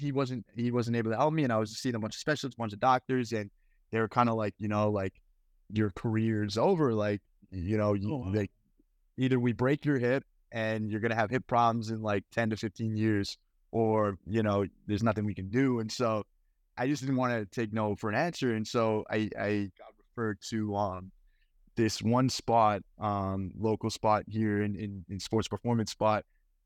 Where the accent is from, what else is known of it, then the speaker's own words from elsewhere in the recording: Edmonton, Alberta, Canada; the physical market I'm from Edmonton, is only so big.